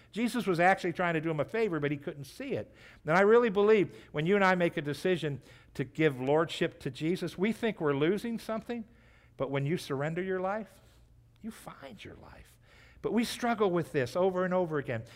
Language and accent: English; United States; as American Christians